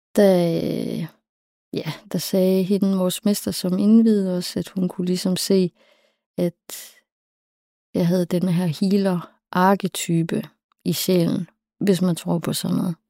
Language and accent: Danish; Southern Jutland, Southern Denmark, Denmark; also born or lived in Copenhagen / Læsø / Funen / Bergen; now in Aarhus, Denmark; jeg er opvokset i Sønderjylland